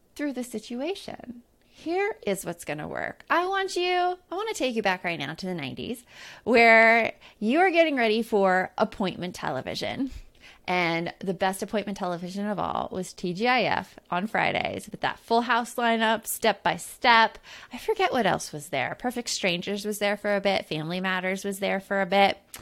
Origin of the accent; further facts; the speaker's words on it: Tucson, Arizona, United States; growing up in Tucson, Arizona